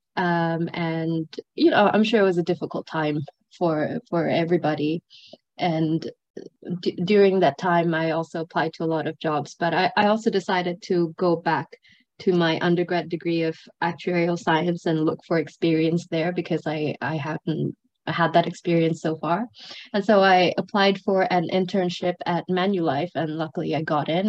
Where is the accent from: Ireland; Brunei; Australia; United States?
Brunei; moved away as an adult; also born or lived in Sri Lanka / Edinburgh, United Kingdom; now in Hong Kong; I grew up in Brunei for most of my life. I'm originally from Sri Lanka.